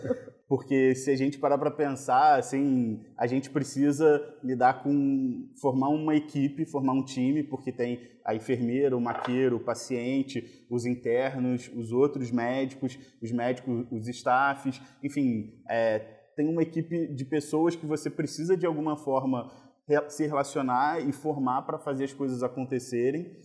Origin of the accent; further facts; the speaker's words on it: Rio de Janeiro, Brazil; eu fui criado em Copacabana